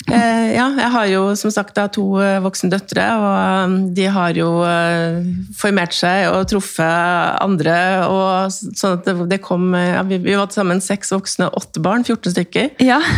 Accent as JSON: {"language": "Norwegian", "region": "Trøndelag", "country": "Norway", "said": "er jo trønder"}